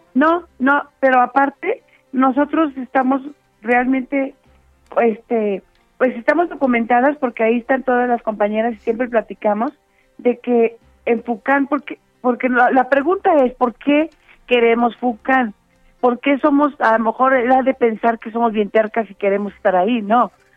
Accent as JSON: {"language": "Spanish", "country": "Mexico", "said": "como ciudadanas, como mexicanas"}